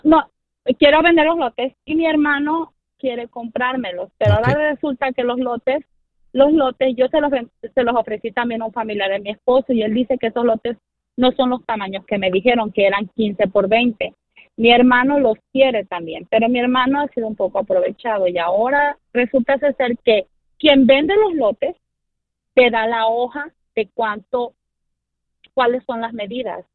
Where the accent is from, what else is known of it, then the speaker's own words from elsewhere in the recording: Guerrero, Mexico; moved away; somos de Guerrero